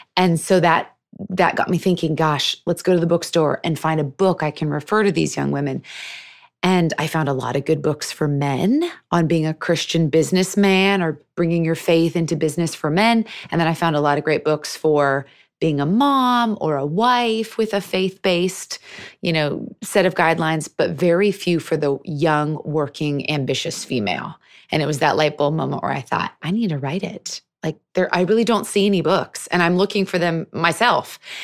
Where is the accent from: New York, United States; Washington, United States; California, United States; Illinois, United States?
Washington, United States; Seattle; I was born and raised in Seattle.